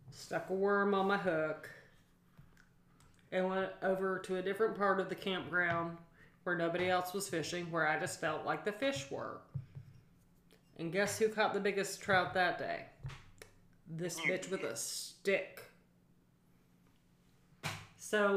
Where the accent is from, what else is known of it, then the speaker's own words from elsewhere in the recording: Portland, Oregon, United States; moved away; also born or lived in Pacific Northwest; I grew up in Portland, but we're Southern